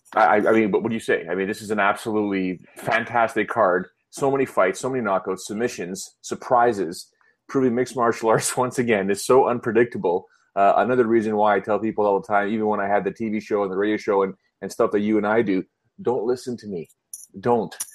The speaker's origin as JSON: {"language": "English", "country": "Canada", "said": "I'm Canadian"}